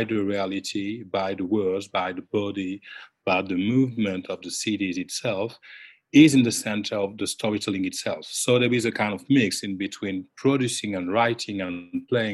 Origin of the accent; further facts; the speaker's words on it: Guadeloupe; now in Rennes, France; I'm coming from Guadeloupe